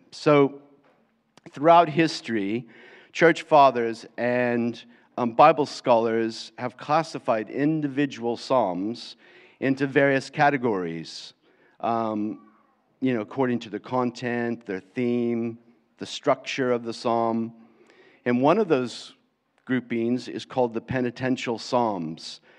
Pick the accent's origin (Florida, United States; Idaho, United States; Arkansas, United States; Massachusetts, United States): Florida, United States; accent: American; moved away as an adult; now in England, United Kingdom; I was brought up most of my life in Florida